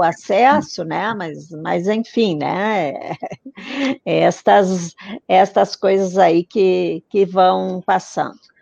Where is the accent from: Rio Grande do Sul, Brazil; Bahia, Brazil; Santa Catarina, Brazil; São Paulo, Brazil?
Rio Grande do Sul, Brazil; Gaúcho